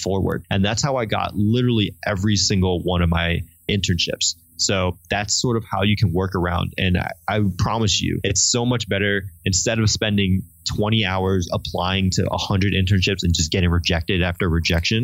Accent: Connecticut, United States; I'm from Connecticut.

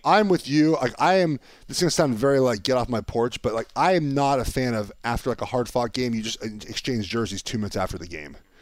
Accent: Los Angeles, California, United States; I'm from Los Angeles

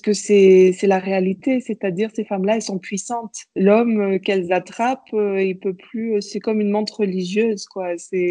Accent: Madagascar; also born or lived in Europe; je suis euh, franco-malgache. Je suis née à Madagascar en 1986 et euh, j'y habite depuis, à part quelques années en Europe

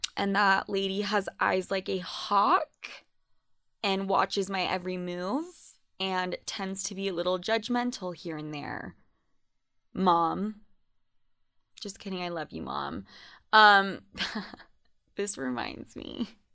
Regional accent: Utah, United States; also born or lived in New York; I was considered Spanish as fuck in high school growing up in Utah.

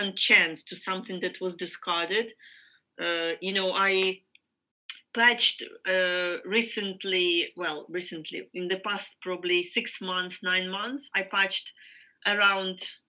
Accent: Ukraine; I am from Ukraine

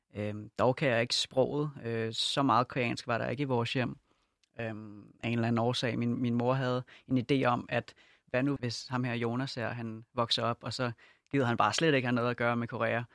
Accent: Denmark; jeg er født og opvokset i Danmark og boet hele mit liv

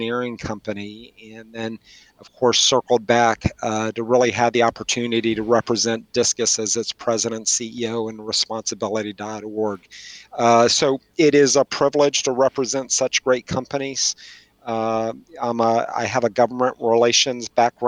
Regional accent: West Texas, United States; moved away as an adult; now in Washington, D.C., United States; when I was growing up in West Texas and I went to school at Texas Tech

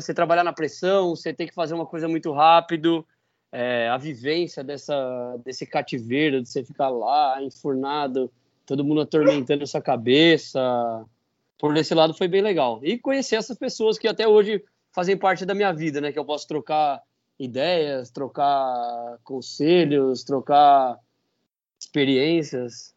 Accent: Brazil; Foi lá na minha cidade, em Dourado

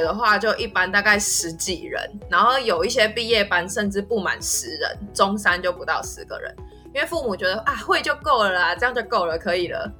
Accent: Taiwan; moved away as an adult; now in Northern Thailand; 我在台湾受到这方面很大的影响

